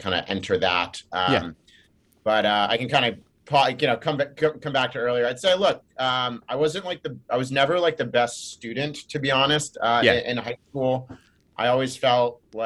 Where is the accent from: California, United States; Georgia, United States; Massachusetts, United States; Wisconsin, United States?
California, United States; Laguna Beach; I grew up in Laguna Beach, California, which is an hour south